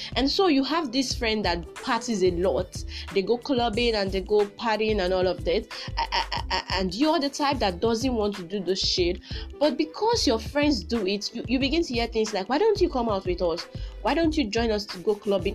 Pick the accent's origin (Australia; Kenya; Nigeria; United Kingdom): Nigeria; I'm a Nigerian, a proud Nigerian